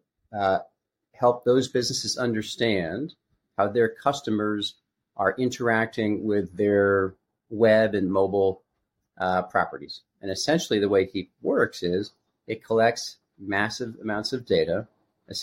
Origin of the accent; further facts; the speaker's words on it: Connecticut, United States; moved away as an adult; also born or lived in California; I was raised in a small town in Connecticut by a school teacher family